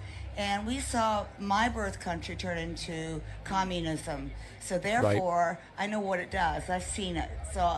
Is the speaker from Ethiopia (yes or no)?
yes; Ethiopia; now in United States; I was born and raised overseas in Ethiopia.